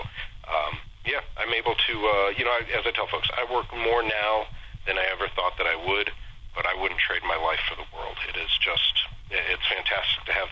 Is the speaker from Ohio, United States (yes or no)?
yes; Solon, Ohio, United States; also born or lived in Columbus, Ohio / Cincinnati, Ohio / Wilmington, Ohio; I am a born and bred Ohio guy. I was born and raised in Solon. It's on the east side of Cleveland.